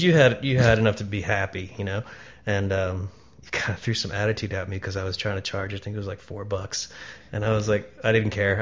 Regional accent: Falls Church, Virginia, United States; also born or lived in Atlanta, Georgia; Home was Falls Church, Virginia

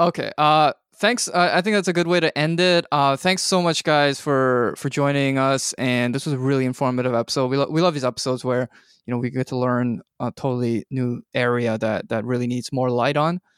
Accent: Canada; now in United States; as a Canadian

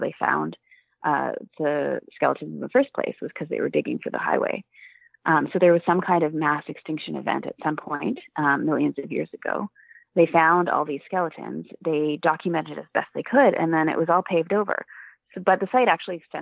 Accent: Vancouver, British Columbia, Canada; I grew up in Vancouver and went to the Vancouver Aquarium as a kid

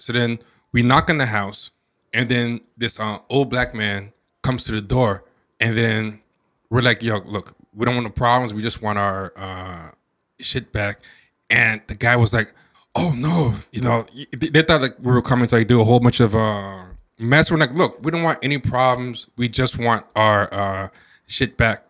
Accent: New York City, New York, United States; also born or lived in Buffalo; we're from New York City

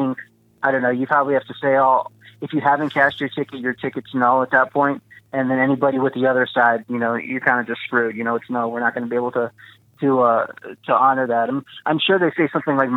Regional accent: Texas, United States; moved away; I'm originally from Texas, and I'm still in the league there that I have with my friends locally from there

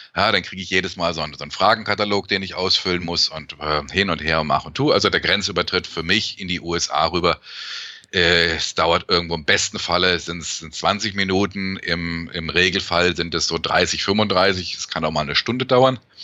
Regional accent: Germany; now in Canada; als Deutscher, der in Kanada lebt

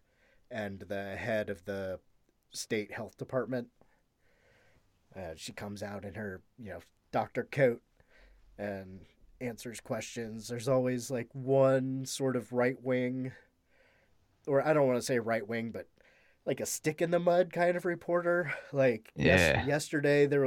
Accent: Midwest, United States; accent: Midwestern; my Midwestern accent

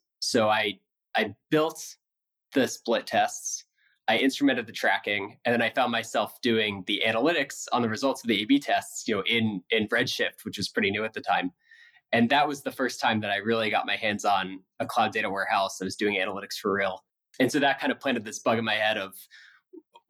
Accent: Philadelphia, Pennsylvania, United States; So I grew up in the suburbs of Philadelphia

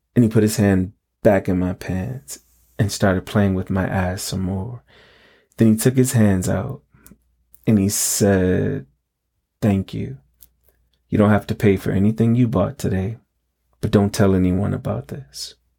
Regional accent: New York City, New York, United States; I grew up in the High Bridge neighborhood of the Bronx, around West one sixty-sixth and Ogden

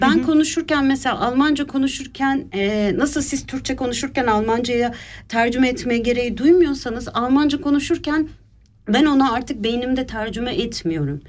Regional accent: Istanbul, Turkey; moved away as an adult; now in Switzerland; İstanbul'da doğdum, büyüdüm

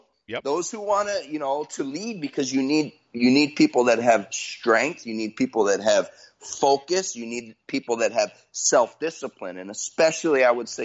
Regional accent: United States; I'm an American

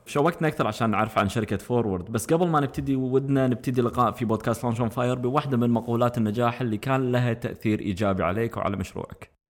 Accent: Kuwait; احنا عندنا بالكويت

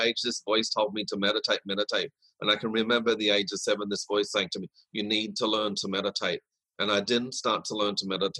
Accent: Brisbane, Queensland, Australia; also born or lived in Sydney, Australia / Woodridge (Logan City), Queensland; because at the age of 9, I moved from Sydney to Brisbane

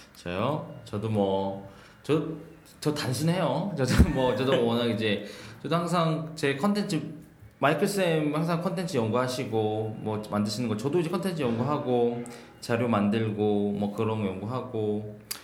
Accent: South Korea; 한국에서 나고 자랐기 때문에

